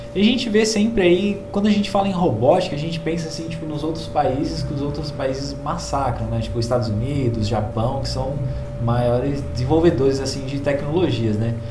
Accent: Brazil; como brasileiros

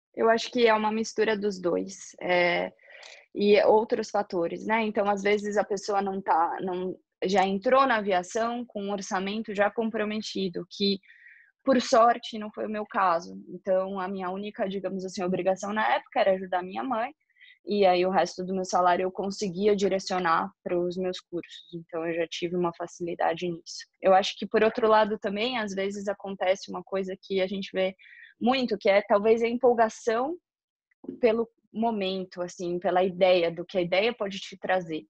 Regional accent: São Paulo, Brazil; moved away as an adult; Eu sou paulistana, né? Morava na cidade de São Paulo quando morava no Brasil

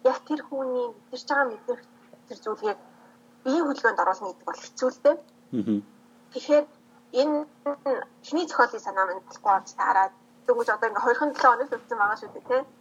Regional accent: Mongolia; now in Taiwan; Ерөнхийдөө бол би Монгол охин.

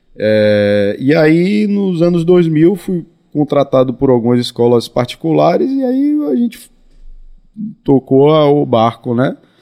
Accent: Salvador, Bahia, Brazil; nasci em Salvador, né? Meus pais moraram é, em alguns lugares, né? Na, na, na, minha primeira infância, né? Morei, meu pai, meus pais moraram no conjunto Marbaque, logo quando eu nasci, né? Depois se estabeleceram um pouco tempo em Brotas e aí a partir da de uma certa fase da, da infância eu virei garoto assim do Rio Vermelho, fui criado no Rio Vermelho

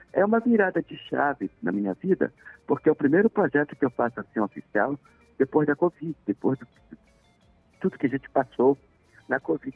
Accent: Pará, Brazil; eu sou paraense, sou da Amazônia, tenho um sotaque de swing

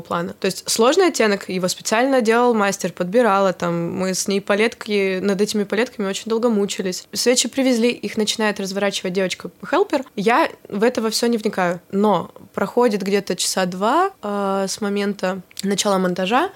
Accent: Chelyabinsk, Chelyabinsk Oblast, Russia; born or raised there

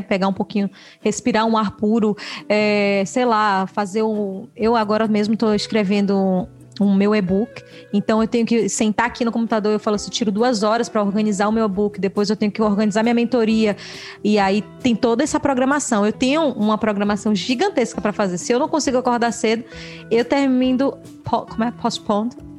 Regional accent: Brazil; moved away as an adult; eu venho do Brasil

